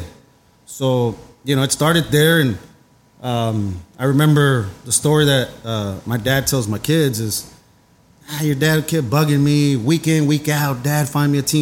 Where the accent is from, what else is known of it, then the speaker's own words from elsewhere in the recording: Dallas, Texas, United States; I'm from Oak Cliff, so born and raised there